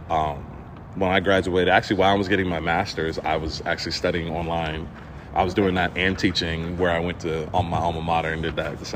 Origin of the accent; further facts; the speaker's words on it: Virginia, United States; I'm from Virginia.